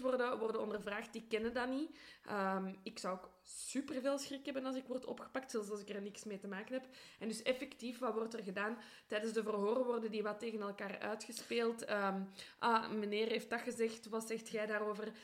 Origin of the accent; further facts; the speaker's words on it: Brussels, Brussels-Capital Region, Belgium; also born or lived in Antwerp; Ik ben van Brussel